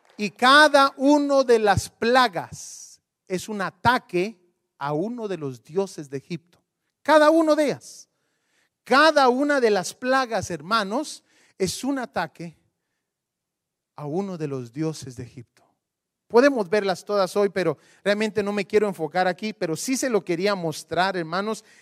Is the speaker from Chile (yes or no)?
no; Guatemala; Yo soy de Guatemala